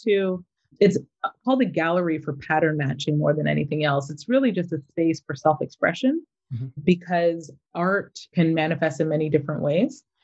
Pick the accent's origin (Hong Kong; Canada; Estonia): Canada; Mississauga, Ontario; moved away as an adult; also born or lived in Toronto, Canada; now in Vancouver, Canada; I grew up in Mississauga, lived in Toronto for most of my life, and then moved out to Vancouver about seven years ago.